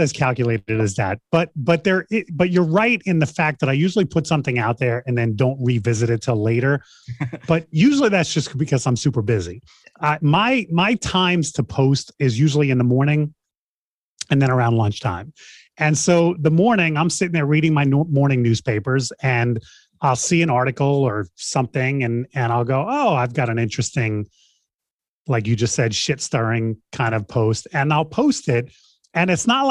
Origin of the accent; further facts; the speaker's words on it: New York City, New York, United States; I grew up in Queens, New York, and I was starting in high school